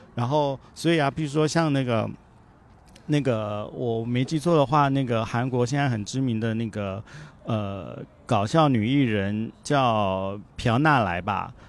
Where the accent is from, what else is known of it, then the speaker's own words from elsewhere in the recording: Taiwan; first language Japanese; moved away as an adult; also born or lived in Shanghai, China / South Korea / Japan / Tianjin, China; 回到台湾的时候，它毕竟是我的故乡